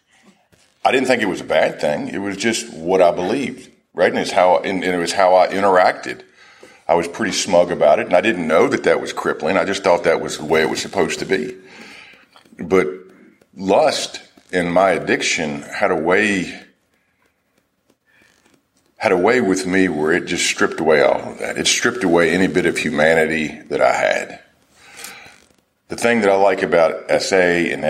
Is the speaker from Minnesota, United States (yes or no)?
no; Nashville, Tennessee, United States; Nashville is my hometown